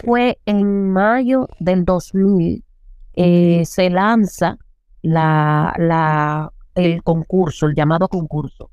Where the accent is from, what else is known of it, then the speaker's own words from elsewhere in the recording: Las Matas de Farfán, San Juan, Dominican Republic; moved away; also born or lived in Santo Domingo; vengo desde un pueblo de las Matas de Farfán